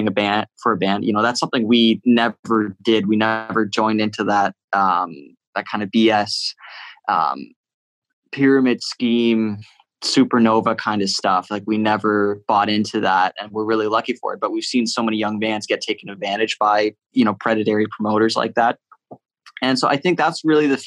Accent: Whitby, Ontario, Canada; also born or lived in Oshawa; I grew up in Whitby, and I spent my whole life saying I'm from Whitby, not from Oshawa

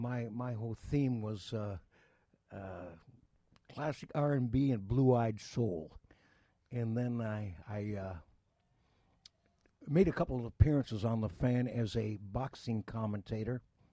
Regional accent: Windsor, Ontario, Canada; And spent growing up in Windsor and a lot of time also in Detroit. I have a lot of family from the Detroit area.

